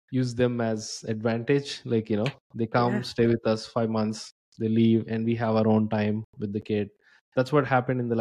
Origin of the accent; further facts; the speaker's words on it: India; moved away as an adult; So I'm from India. I moved here like 10 years ago.